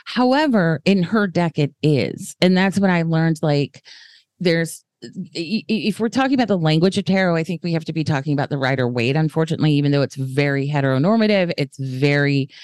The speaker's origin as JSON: {"language": "English", "region": "the South", "country": "United States", "said": "I'm from the South"}